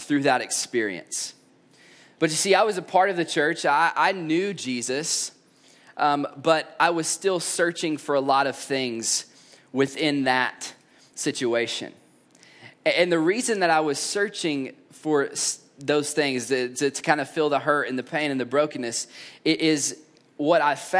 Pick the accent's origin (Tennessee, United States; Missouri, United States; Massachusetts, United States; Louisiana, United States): Tennessee, United States; East; I grew up in East Tennessee